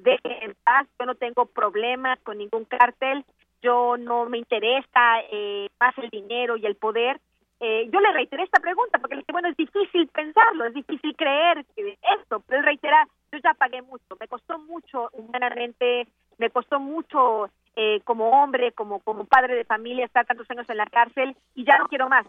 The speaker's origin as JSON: {"language": "Spanish", "country": "Mexico", "said": "como mexicanos"}